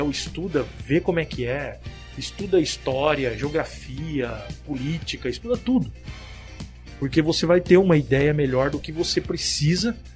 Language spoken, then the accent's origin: Portuguese; Paraguay; Eu sou descendente de oriental. Eu sou, eu sou japonês do Paraguai